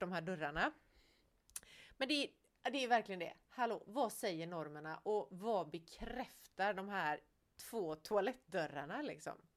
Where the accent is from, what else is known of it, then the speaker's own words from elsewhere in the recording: Gothenburg, Västra Götaland, Sweden; Jag är ändå från Göteborg